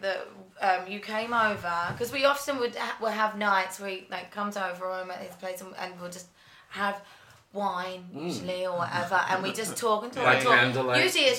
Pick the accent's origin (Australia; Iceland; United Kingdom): United Kingdom; because we're British, darling.